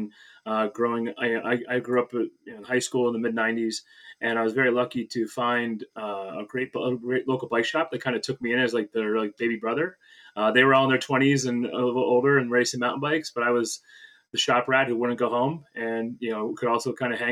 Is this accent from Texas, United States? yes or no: no; Pittston, Pennsylvania, United States; now in Wyncote, United States; in Pittston, Pennsylvania, my hometown